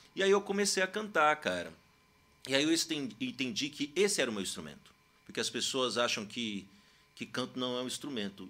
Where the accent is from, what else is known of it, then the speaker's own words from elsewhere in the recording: Uberlândia, Minas Gerais, Brazil; moved away as an adult; also born or lived in Santos, São Paulo; now in São Paulo, Brazil; Eu sou mineiro, como o Will bem comentou aqui, do Triângulo Mineiro de Uberlândia